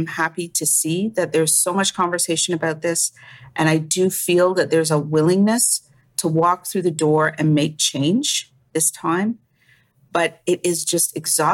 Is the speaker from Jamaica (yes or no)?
yes; Jamaica; now in Canada; I'm an immigrant from Jamaica